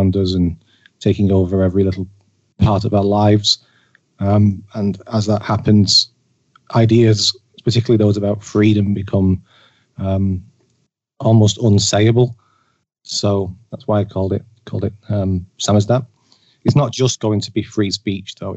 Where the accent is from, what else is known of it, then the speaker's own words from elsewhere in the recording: Manchester, North West England, United Kingdom; moved away; I'm from Manchester originally.